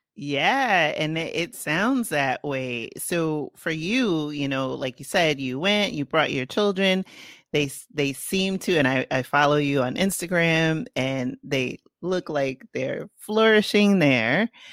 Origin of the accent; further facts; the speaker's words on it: New York City, New York, United States; accent: Bronx; my Bronx accent